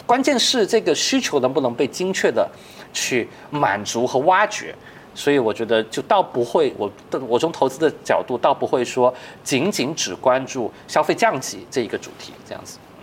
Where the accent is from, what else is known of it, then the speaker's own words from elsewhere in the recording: China; 其实我们中国人更领先的